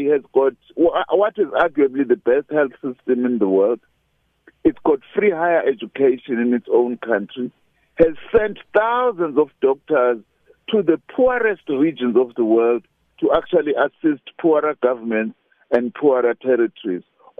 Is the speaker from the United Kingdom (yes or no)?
no; South Africa